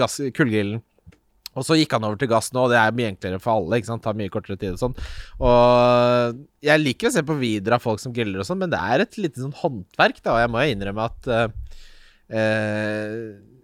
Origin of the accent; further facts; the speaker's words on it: Ski, Akershus, Norway; moved away; hjembyen min Ski, for jeg lengter hjem